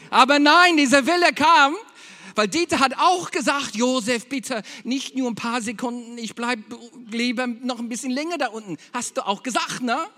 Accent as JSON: {"language": "German", "region": "Berlin", "country": "Germany", "said": "Eigentlich aus Berlin"}